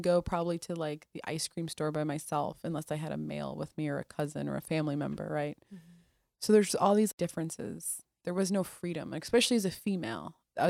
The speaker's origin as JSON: {"language": "English", "country": "Iraq", "tie": "born or raised there", "lives_now": "United States", "said": "Yeah, that's what my life became growing up in the Middle East. I think too, not having freedom."}